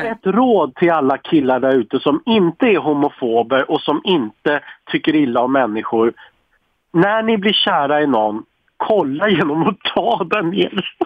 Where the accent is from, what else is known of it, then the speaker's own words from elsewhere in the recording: Sweden; som svensk är man så jäkla stolt